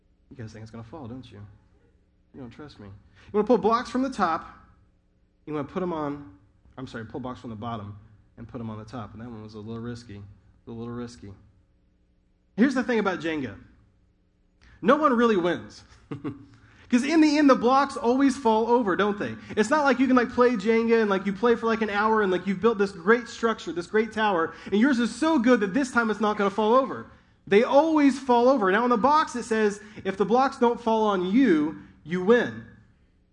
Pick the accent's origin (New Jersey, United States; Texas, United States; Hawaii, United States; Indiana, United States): Indiana, United States; also born or lived in Southern California; now in North Carolina, United States; In the Midwest, I grew up in Indiana